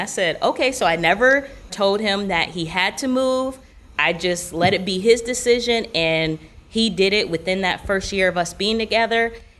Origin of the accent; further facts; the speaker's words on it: Orlando, Florida, United States; I'm from Orlando, and so I was traveling to New York for a tour that my mom and I both host.